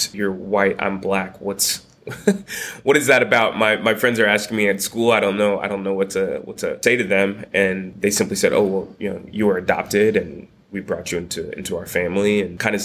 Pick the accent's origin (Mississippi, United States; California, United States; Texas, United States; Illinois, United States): Illinois, United States; Peoria; I was born in Peoria, Illinois, small little Midwest town